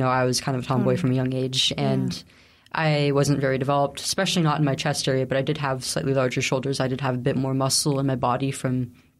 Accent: Central Valley, California, United States; I grew up in the Central Valley, California.

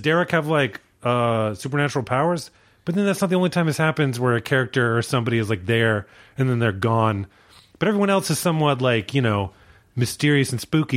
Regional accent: Virginia, United States; I grew up in Virginia

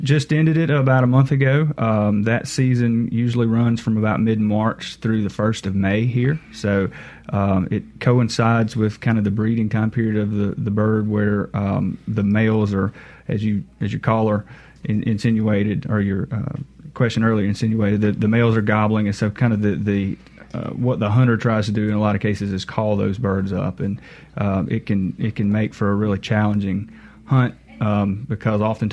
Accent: Monticello, Mississippi, United States; I'm from Mississippi. I grew up around the Monticello area

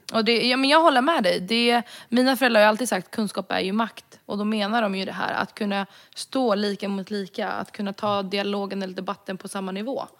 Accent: Sweden; jag är rom från Sverige

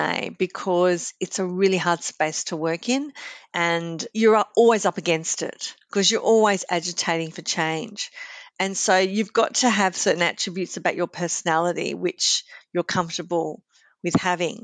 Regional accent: Sydney, New South Wales, Australia; I grew up in Sydney's Sutherland Shire

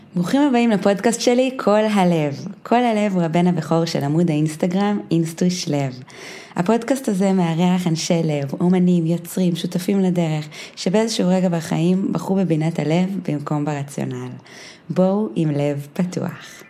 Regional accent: Binyamina, Haifa District, Israel; גדלנו ביחד בבנימינה

